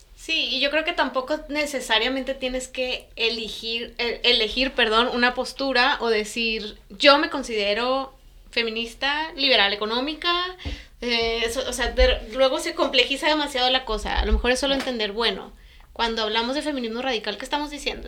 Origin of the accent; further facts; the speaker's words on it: Mexico; moved away as an adult; also born or lived in Europe; toda mi, experiencia en la escuela había sido como mexicana en México